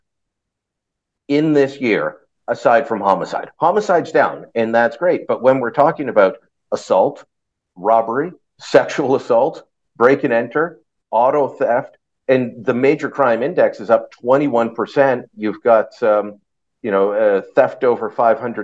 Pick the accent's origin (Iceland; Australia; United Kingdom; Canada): Canada